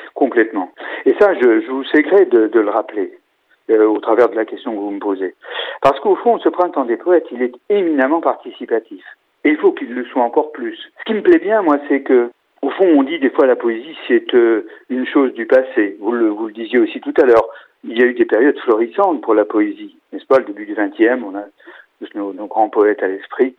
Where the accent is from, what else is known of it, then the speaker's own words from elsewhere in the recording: Angers, Pays de la Loire, France; chez nous à Angers